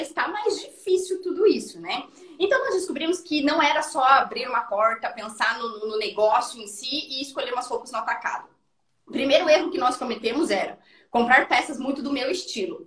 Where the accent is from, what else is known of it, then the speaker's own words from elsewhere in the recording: interior of Paraná, Brazil; a menina do interior, assim como a Suelen, eu né, também sou do interior do Paraná